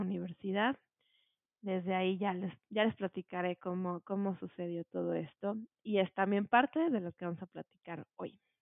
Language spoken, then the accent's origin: Spanish; Morelos, Mexico; moved away as an adult; now in Mexico City, Mexico; yo nací aquí en la Ciudad de México y desde muy chiquita, eh, pues me llevaron a vivir a Morelos. Estuve allá desde los tres años y por allá estudié pues bueno, pasé allá toda mi infancia, mi adolescencia